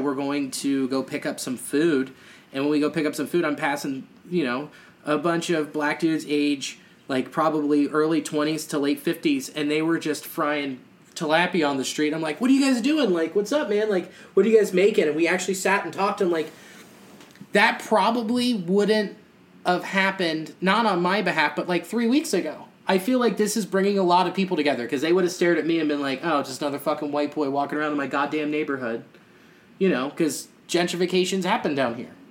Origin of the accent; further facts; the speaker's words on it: Newtown, United States; I grew up in Newtown